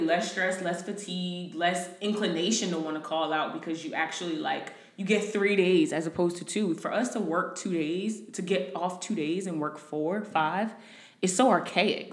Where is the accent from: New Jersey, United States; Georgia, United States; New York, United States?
New Jersey, United States; moved away as an adult; now in Houston, United States; I am originally from Jersey, moved to Houston about a year and a half ago